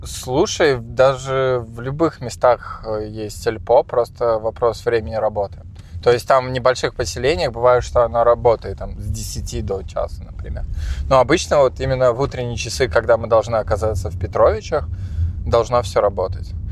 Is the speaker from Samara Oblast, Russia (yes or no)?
yes; Tolyatti, Samara Oblast, Russia; я пока рос в Тольятти